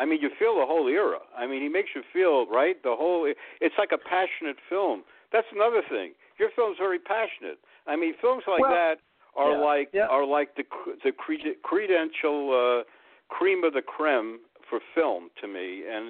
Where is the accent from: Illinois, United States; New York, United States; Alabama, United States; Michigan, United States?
New York, United States; New York City; I'm a New Yorker